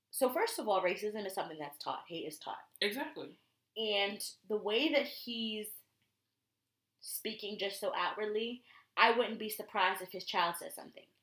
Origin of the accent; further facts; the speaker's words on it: Connecticut, United States; I'm from Connecticut.